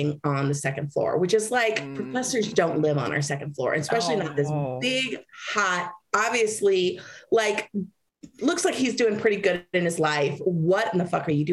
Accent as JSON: {"language": "English", "region": "Southeast Kansas", "country": "United States", "said": "I am from Southeast Kansas. I'm third generation Mexican-American from Southeast Kansas"}